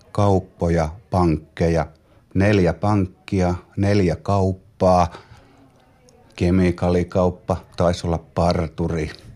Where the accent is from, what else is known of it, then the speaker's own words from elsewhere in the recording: Pyhäjärvi, North Ostrobothnia, Finland; also born or lived in Loimaa; Viisivuotiaana muutettiin Loimaalta Pyhäsalmelle